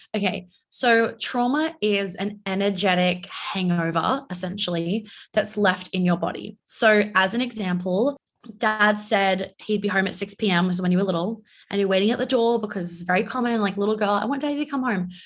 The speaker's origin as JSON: {"language": "English", "region": "New York", "country": "United States", "tie": "born or raised there", "also_born_or_lived": "Australia", "said": "I'm Australian, but I live in New York and I grew up in New York"}